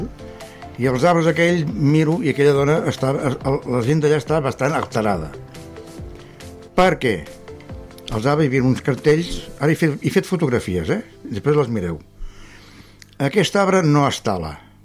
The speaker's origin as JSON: {"language": "Catalan", "town": "Vilanova i la Geltrú", "region": "Catalonia", "country": "Spain", "said": "jo sóc de Vilanova, tinc un pis allà baix, de fa molts anys"}